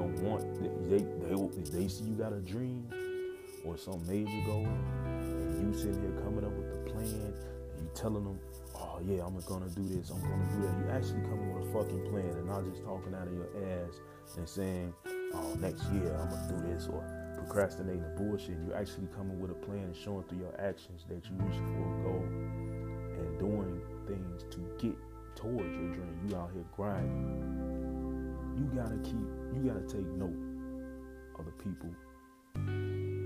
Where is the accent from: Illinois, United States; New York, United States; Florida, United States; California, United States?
Illinois, United States; Chicago; as a Chicagoan